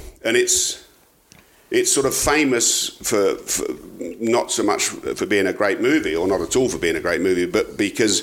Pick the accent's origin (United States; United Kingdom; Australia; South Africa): United Kingdom; South of England; moved away; South of England